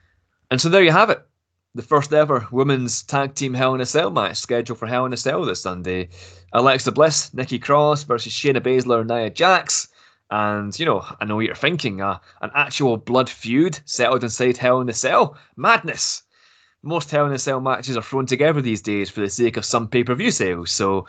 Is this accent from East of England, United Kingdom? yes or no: no; Glasgow, Scotland, United Kingdom; Yeah, I'm actually from Glasgow as well, but I don't have the accent.